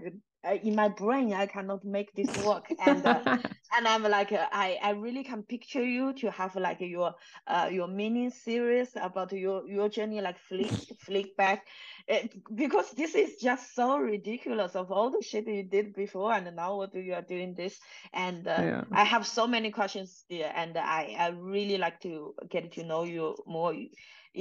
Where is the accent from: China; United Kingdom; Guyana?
China; English is a second language; moved away; I'm from China. My English was really not so good